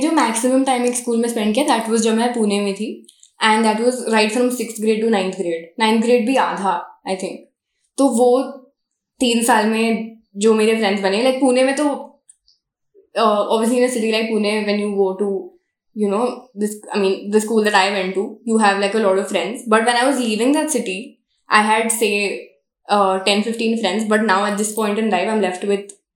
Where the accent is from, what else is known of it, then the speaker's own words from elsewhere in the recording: Jabalpur, Madhya Pradesh, India; moved away; ये तो मेरा शहर है. यहाँ पे तो मैं पैदा हुई हूँ, रही भी हूँ कुछ साल